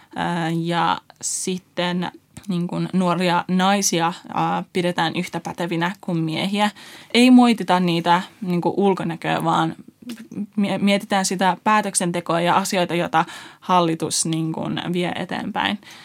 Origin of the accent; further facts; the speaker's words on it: Finland; also born or lived in Iran / Afghanistan (roots); vuoden ikäisenä me muutettiin Suomeen YK kautta ää, kiintiöpakolaisina